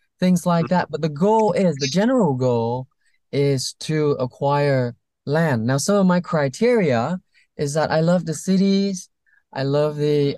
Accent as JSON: {"language": "English", "country": "Vietnam", "moved": "yes", "lives_now": "California, United States", "said": "I came from Vietnam"}